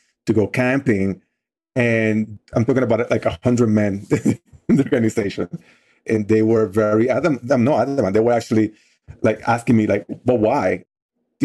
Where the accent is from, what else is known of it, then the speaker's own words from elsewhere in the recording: Dominican Republic; English is a second language; moved away as an adult; also born or lived in New York City; now in United States; I actually grew up in the Dominican Republic, hence my accent. And I moved here to the United States back in 1995. I was 20 years old